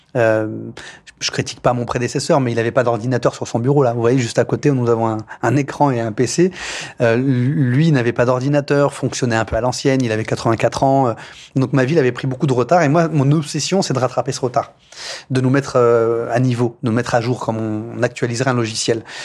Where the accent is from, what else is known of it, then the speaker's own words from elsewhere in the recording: Poissy, Île-de-France, France; Je suis né ici, à, à l'hôpital de Poissy. J'ai grandi dans l'école de la République